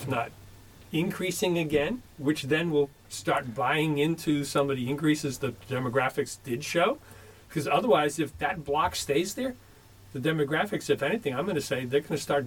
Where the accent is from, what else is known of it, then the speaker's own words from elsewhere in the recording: Pawtucket, Rhode Island, United States; now in Franklin, United States; I grew up in Pawtucket, Rhode Island